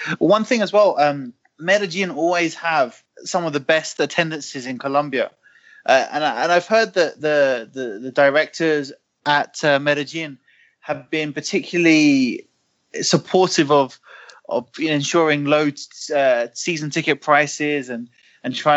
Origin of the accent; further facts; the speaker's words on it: England, United Kingdom; I'm from England